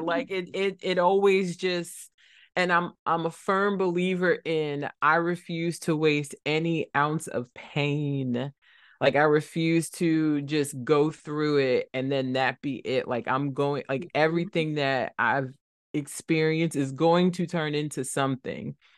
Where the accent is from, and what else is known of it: Trenton, New Jersey, United States; born or raised there